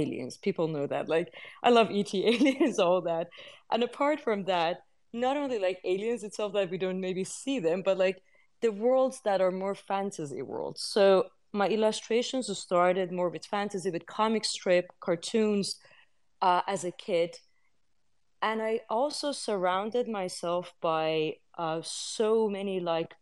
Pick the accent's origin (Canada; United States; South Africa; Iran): Iran; moved away; I come from Iran, which is in the Middle East.